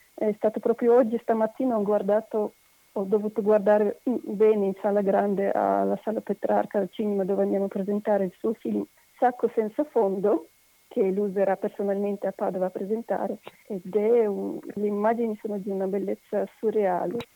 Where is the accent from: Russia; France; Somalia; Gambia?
Russia; Italian is a second language; moved away as an adult; now in Padua, Italy; io sono russa e abito in Italia da 30 anni